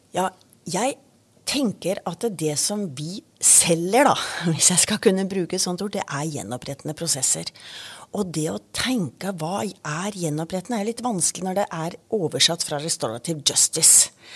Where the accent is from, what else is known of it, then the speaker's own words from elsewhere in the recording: Kristiansand, Agder, Norway; Kristiansand, der jeg kommer fra